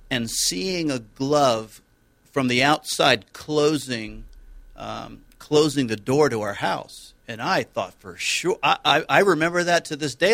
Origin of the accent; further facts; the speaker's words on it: San Diego, California, United States; I grew up mostly in San Diego, so Christmas was always warm